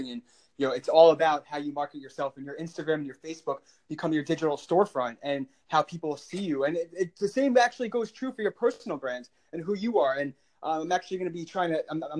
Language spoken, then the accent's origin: English; Long Island, New York, United States; my hometown is Long Island